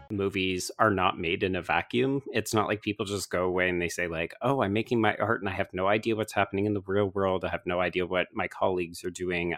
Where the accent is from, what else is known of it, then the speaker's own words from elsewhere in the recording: Canada; I will speak for myself as a Canadian